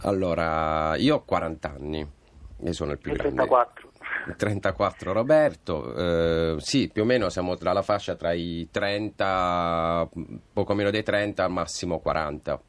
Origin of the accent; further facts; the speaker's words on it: Bari, Apulia, Italy; io sono di Bari